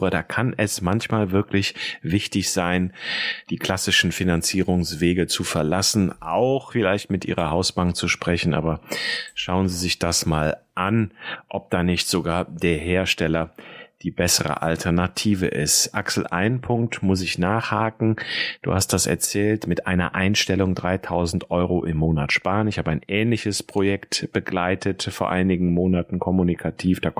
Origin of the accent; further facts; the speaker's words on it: Rhineland, Germany; Ein alter Schlager hier aus dem Rheinland, wo ich herkomme.